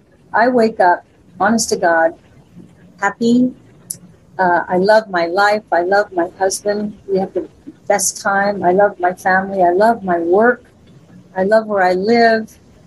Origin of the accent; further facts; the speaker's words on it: Las Vegas, Nevada, United States; And when I was growing up in Vegas, and I mean from Three's Company on, I was headlining there.